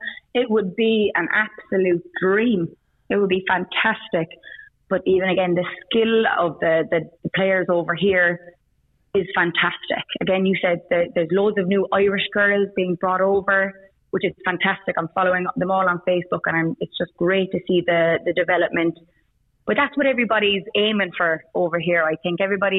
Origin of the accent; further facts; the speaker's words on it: Queensland, Australia; moved away as an adult; now in Cambodia; I'm actually from Queensland, so footy was never really on my radar growing up.